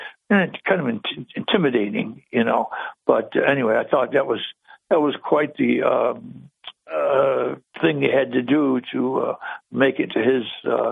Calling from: Binghamton, New York, United States

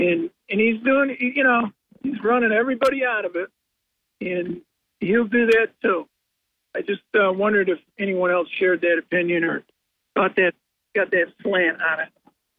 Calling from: Binghamton, New York, United States

